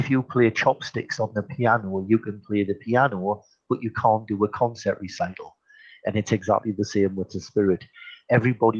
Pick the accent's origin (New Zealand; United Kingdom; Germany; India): United Kingdom; Geordie, North East England; accent: Geordie; I'm a Geordie. I come from the northeast of England.